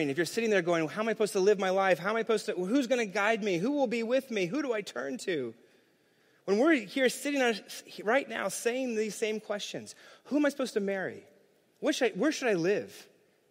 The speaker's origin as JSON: {"language": "English", "town": "New York City", "region": "New York", "country": "United States", "said": "As a New Yorker"}